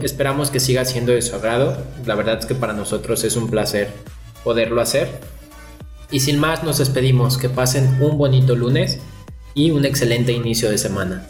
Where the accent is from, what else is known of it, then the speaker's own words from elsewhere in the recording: León, Guanajuato, Mexico; aquí en, en León, creo que no lo habíamos mencionado, somos de León, Guanajuato